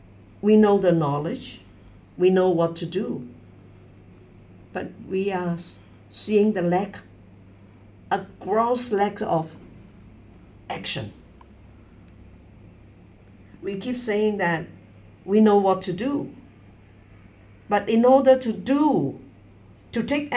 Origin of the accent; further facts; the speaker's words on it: Hong Kong; now in Beijing, China; I was born in Hong Kong, educated in Hong Kong